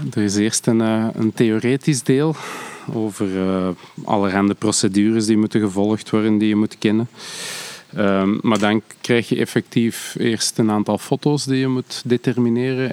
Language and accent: Dutch; Antwerp, Flanders, Belgium; ik ben van Antwerpen